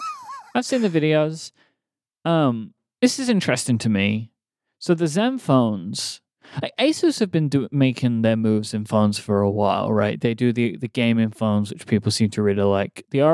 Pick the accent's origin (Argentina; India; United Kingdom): United Kingdom; London; moved away; where I grew up in London